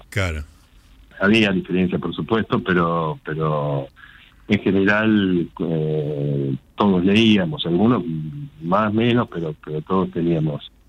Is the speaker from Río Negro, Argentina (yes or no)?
no; Castelar, Buenos Aires Province, Argentina; de Castelar.